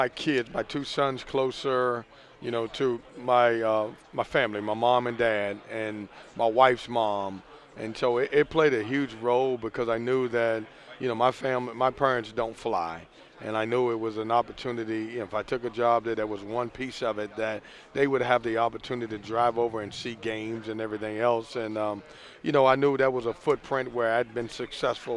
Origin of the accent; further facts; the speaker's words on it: Lynchburg, Virginia, United States; moved away as an adult; also born or lived in Chatham, Virginia; now in Raleigh, United States; I'm born and raised in Lynchburg, Virginia.